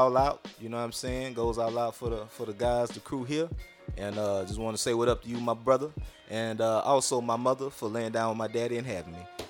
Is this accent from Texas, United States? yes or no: yes; Houston, Texas, United States; I'm from the North, man, but I be on that South side.